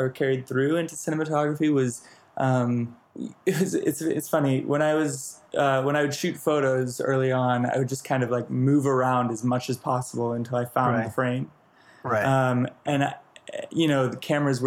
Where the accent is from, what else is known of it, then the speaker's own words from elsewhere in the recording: Ojai, California, United States; moved away as an adult; now in New York, United States; I was born and raised in a small town about an hour and a half north of LA called Ojai, California